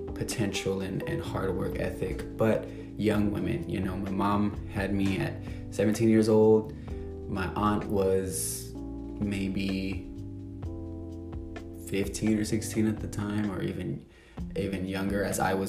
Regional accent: San Antonio, Texas, United States; moved away as an adult; now in Los Angeles, United States; I grew up in San Antonio, Texas, moved around the city a lot

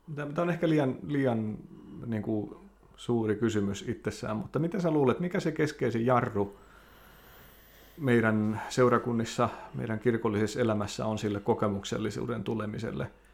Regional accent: Lapua, South Ostrobothnia, Finland; moved away as an adult; also born or lived in North America; synnyin seudullani Lapualla

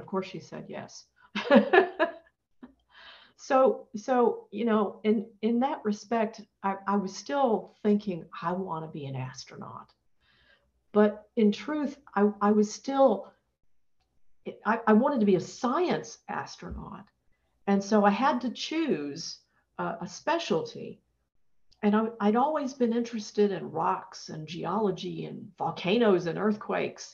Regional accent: Atlanta, Georgia, United States; moved away; I'm originally from Atlanta, Georgia

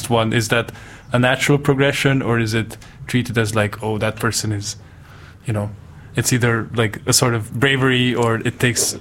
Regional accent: Budapest, Hungary; I grew up in Budapest, which is like a medium-sized

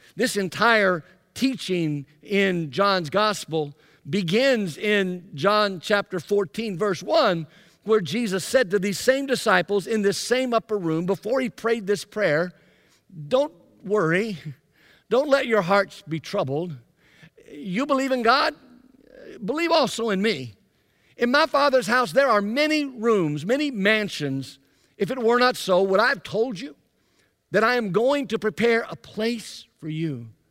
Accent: Byram, Mississippi, United States; moved away; also born or lived in Anderson; I grew up in Jackson, Mississippi, actually in a little town called Byram, just to the south of Jackson

